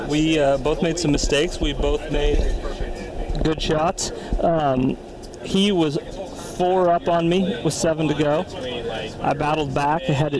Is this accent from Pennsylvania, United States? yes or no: no; Billings, Montana, United States; I am from Billings, Montana.